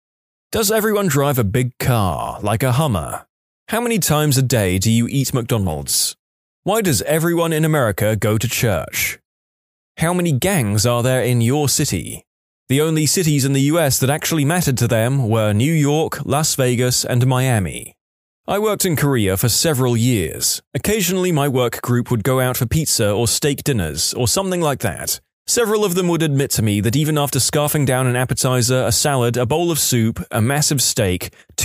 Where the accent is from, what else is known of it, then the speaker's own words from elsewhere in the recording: Ireland; I'm from Ireland, but I lived in Ohio for a year.